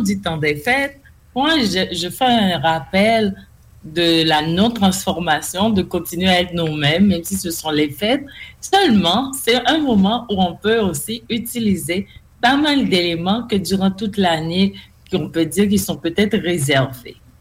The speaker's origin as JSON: {"language": "French", "country": "Haiti", "said": "je suis d'Haïti"}